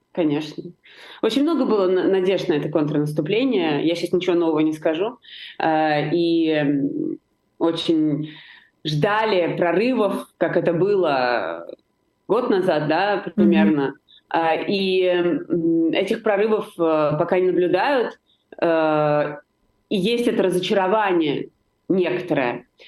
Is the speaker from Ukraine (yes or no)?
no; Georgia; я понимаю это как грузинка, э, как э, представитель нации, которая очень пострадала от сепаратизма